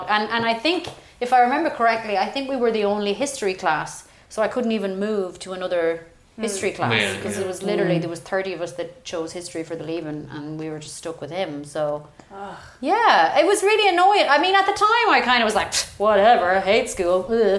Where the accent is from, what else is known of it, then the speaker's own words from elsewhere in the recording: County Roscommon, Ireland; In Roscommon.